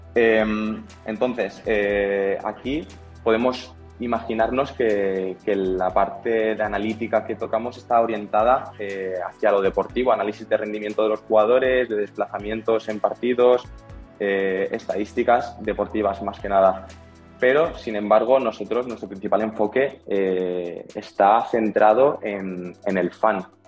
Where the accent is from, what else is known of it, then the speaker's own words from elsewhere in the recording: Alicante, Valencian Community, Spain; now in Valencia, Spain; Yo, yo soy de Alicante, que es una, ciudad que está cercana a Valencia